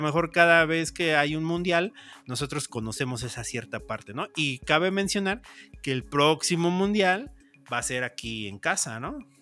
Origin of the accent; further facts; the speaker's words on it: Mexico; como mexicanos